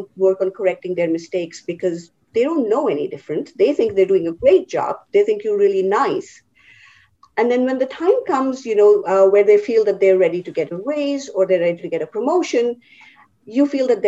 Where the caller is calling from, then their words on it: New Jersey, United States; So I am in my home office in New Jersey. Been in New Jersey for about 5 years now.